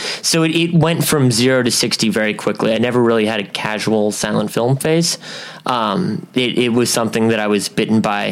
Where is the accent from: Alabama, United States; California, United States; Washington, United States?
California, United States; Huntington Beach; From Huntington Beach, California